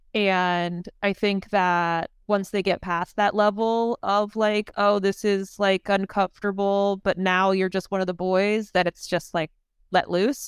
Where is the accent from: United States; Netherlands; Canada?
United States; Maryland; I grew up in Maryland